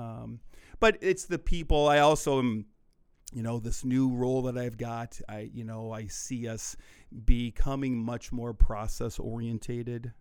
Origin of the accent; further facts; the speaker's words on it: Iowa, United States; also born or lived in Milwaukee; now in Sheboygan, United States; I'm from Iowa